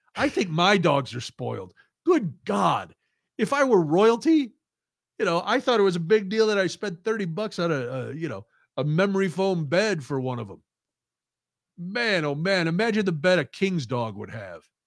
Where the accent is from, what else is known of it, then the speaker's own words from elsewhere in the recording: United States; I'm American